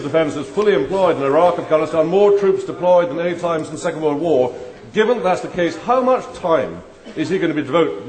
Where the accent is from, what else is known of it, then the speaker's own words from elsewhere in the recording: Scotland, United Kingdom; as a Scot and like the Prime Minister, a son of the manse